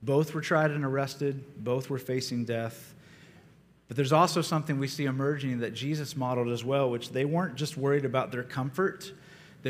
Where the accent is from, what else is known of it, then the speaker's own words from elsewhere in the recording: Ohio, United States; I grew up in Ohio, and some of my earliest memories were of my mother taking me to church